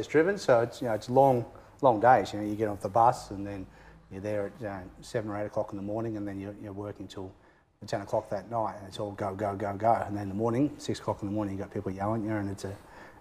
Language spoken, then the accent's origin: English; Geelong, Victoria, Australia; also born or lived in Melbourne; I grew up in Geelong